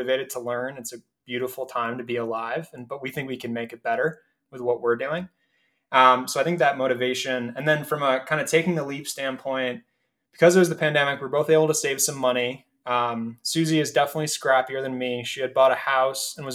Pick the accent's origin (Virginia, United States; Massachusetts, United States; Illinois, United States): Massachusetts, United States; Acton; moved away as an adult; now in Denver, United States; I'm originally from the East Coast in a town called Acton, which is outside of Boston.